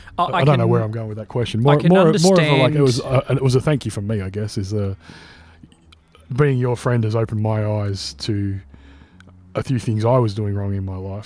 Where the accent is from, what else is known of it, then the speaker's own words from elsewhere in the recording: Australia; that's something that was like inbred into me growing up in Aussie culture as like a put down to a bloke who was soft or who was weak